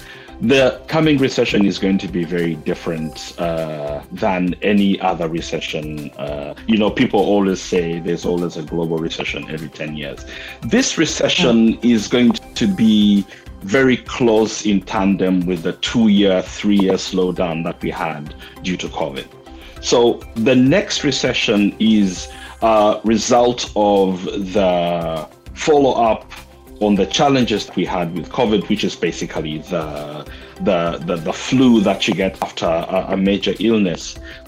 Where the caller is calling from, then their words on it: Princeton, New Jersey, United States; I'm about 10 miles outside Princeton, New Jersey.